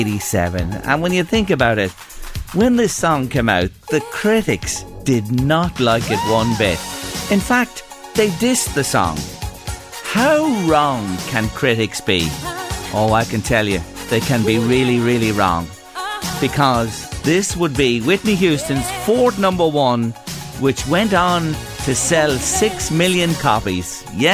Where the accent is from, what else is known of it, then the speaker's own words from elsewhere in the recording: Kentstown, County Meath, Ireland; now in Toronto, Canada; I'm from Kentstown in County Meath and I live in Canada.